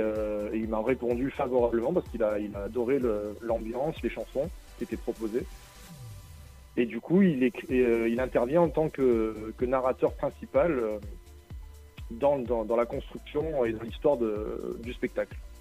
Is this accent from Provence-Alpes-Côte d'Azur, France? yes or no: yes; Nice, Provence-Alpes-Côte d'Azur, France; je suis un artiste du Sud. Je viens de Nice